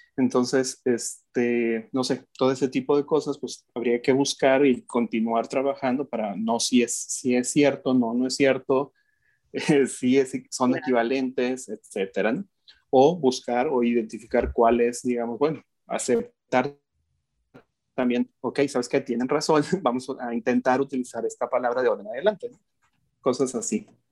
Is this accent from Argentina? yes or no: no; Mexico; yo como mexicano